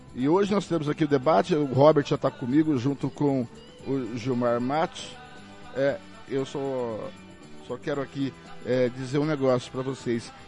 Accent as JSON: {"language": "Portuguese", "town": "Angélica", "region": "Mato Grosso do Sul", "country": "Brazil", "moved": "yes", "lives_now": "Campo Grande, Brazil", "said": "nós que somos de Angélica"}